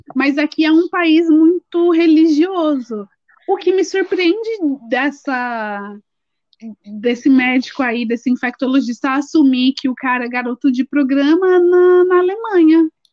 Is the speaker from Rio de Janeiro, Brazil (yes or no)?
no; São Paulo, Brazil; a gente é de São Paulo